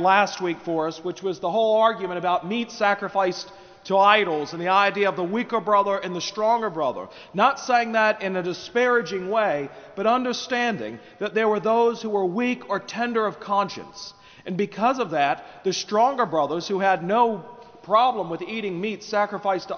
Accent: United States; as American citizens in the 21st century

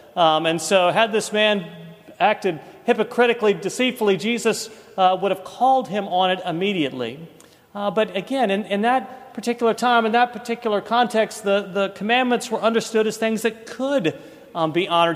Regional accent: East Coast, United States; moved away as an adult; now in Birmingham, United States; we grew up on the East Coast

